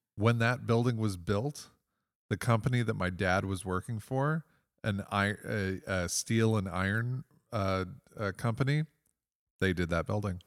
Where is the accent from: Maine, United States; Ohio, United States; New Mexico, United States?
Ohio, United States; Toledo; I'm one of two composers who, on this festival who is actually born here.